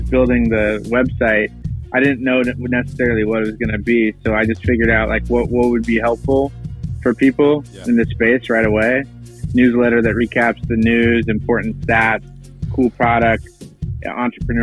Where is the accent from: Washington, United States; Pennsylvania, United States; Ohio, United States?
Washington, United States; moved away as an adult; also born or lived in Seattle, Washington / Los Angeles, California; now in New York, United States; I grew up in Washington State